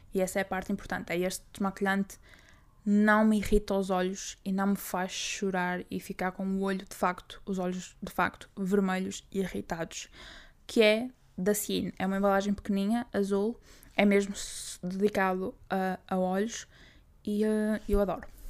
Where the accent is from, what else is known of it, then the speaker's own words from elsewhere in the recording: Braga, Norte, Portugal; Eu, como sou de Braga